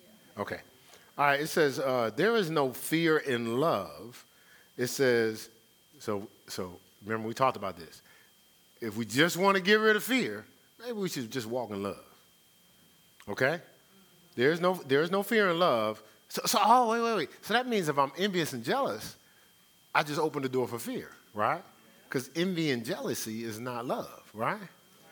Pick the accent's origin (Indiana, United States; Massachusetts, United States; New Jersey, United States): New Jersey, United States; Newark; growing up in Newark